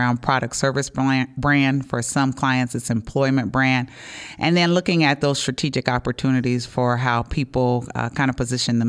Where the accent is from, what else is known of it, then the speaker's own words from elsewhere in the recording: Cincinnati, Ohio, United States; also born or lived in Atlanta; So, you know, I live here in Ohio. I'm a Buckeye. I grew up in Cincinnati, but I do have a home in Atlanta also.